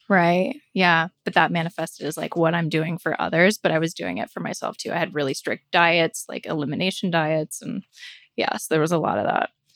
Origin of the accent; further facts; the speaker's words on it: Florida, United States; moved away as an adult; I'm moving back to my hometown, which is like huge